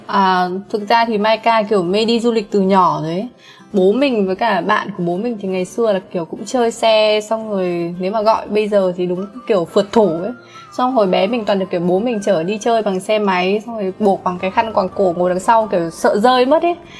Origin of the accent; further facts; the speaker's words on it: Vietnam; mình là người Việt Nam